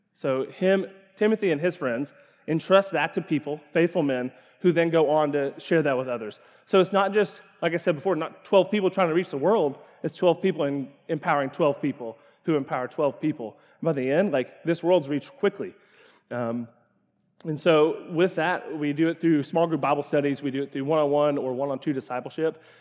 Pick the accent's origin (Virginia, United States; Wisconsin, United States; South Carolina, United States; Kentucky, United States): Kentucky, United States; Ashland; I grew up in Ashland, Kentucky